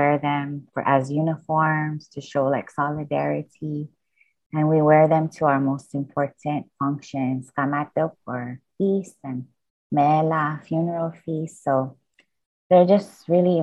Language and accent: English; Pohnpei, Micronesia; I'm from Pohnpei